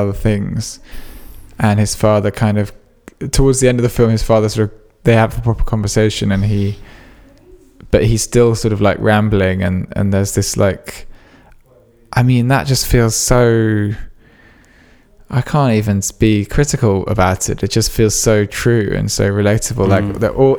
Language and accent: English; England, United Kingdom; as an English filmmaker